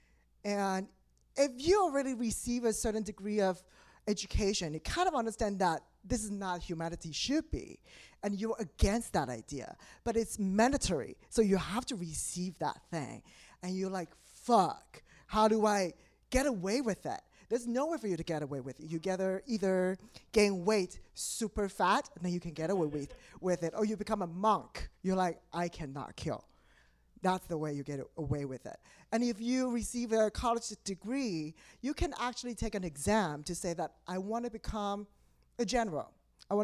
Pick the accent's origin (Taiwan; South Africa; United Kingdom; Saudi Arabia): Taiwan; moved away as an adult; now in New York, United States; I am originally from Taiwan. So I relocated 7 years ago